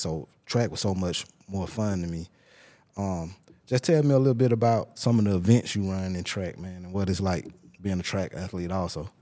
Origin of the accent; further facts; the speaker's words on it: Tuscaloosa, Alabama, United States; I'm from Tuscaloosa